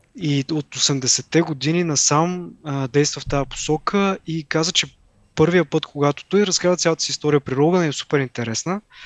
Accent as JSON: {"language": "Bulgarian", "town": "Haskovo", "region": "Haskovo Province", "country": "Bulgaria", "said": "аз нали съм от Хаско, по-малък град"}